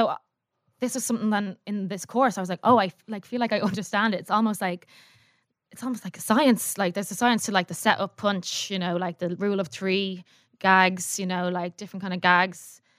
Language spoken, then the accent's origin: English; Howth, Leinster, Ireland; moved away as an adult; also born or lived in Vancouver, Canada; I'm from Howth.